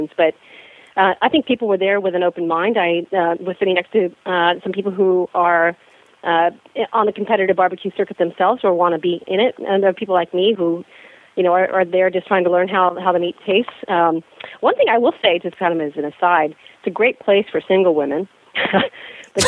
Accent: San Francisco Bay Area, California, United States; now in Toronto, Canada; I'm from the San Francisco Bay Area, and I live in Toronto

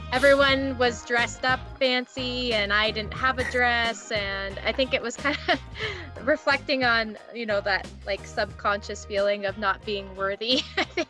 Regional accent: Big Sky, Montana, United States; I grew up in a little resort town in Montana

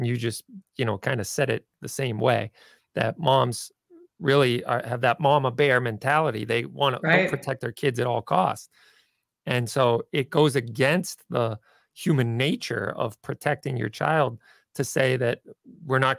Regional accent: Denver, Colorado, United States; now in Massachusetts, United States; I was born in Denver and my heart is there

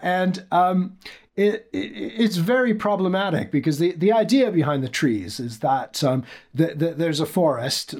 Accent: Canada; as a Canadian who grew up in the 1970s

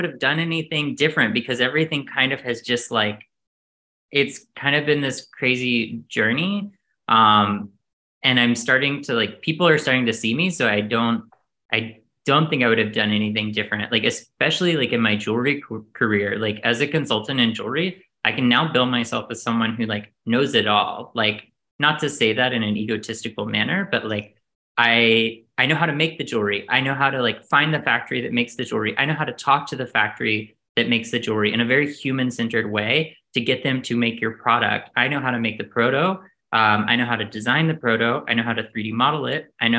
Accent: the South, United States; now in New York, United States; I think I'm from the South. There's a lot of proving that has to happen for you to make it in New York as a Southerner.

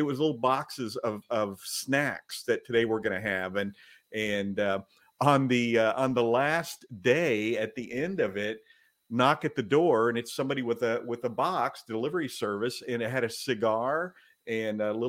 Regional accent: the South, United States; I grew up in the South.

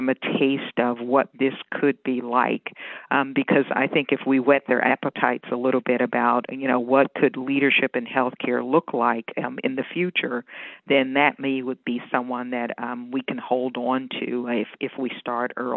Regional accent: Washington, District of Columbia, United States; moved away as an adult; also born or lived in Northern Virginia / Maryland; now in Pennsylvania, United States; I was born and raised in Washington, D.C., and I'm a product of D.C. Public Schools

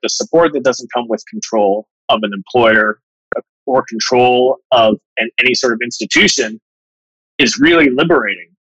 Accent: Bermuda; moved away as an adult; also born or lived in Manhattan; I grew up in Bermuda.

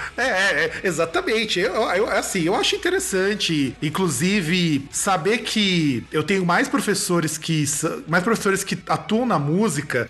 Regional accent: Rio Grande do Sul, Brazil; lá da minha terra, lá do Rio Grande do Sul

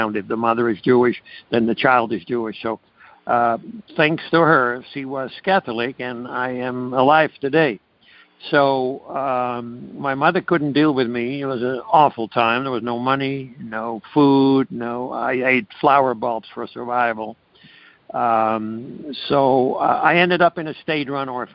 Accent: Amsterdam, North Holland, Netherlands; moved away; I was born in Amsterdam, Holland

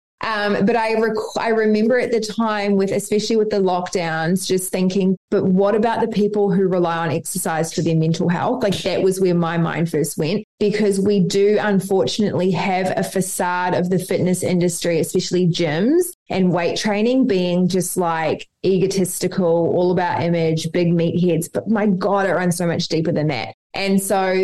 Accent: New Zealand; now in Australia; I'm from New Zealand, live in Australia.

